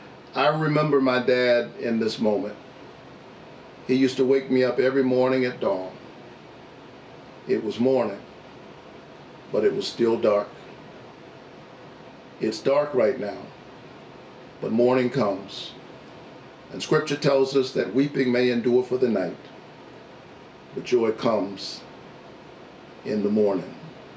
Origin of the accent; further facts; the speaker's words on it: Savannah, Georgia, United States; a son of Georgia. My roots are planted deeply in Georgia soil. A child who grew up in the Caton Homes housing projects of Savannah, Georgia. Number 11 out of 12 children.